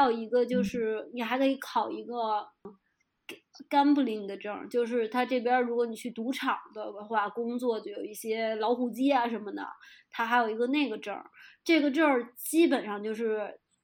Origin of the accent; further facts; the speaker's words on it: Beijing, China; moved away as an adult; now in Pemberton, Australia; 作为一个北京人， 我还是有北京的自豪的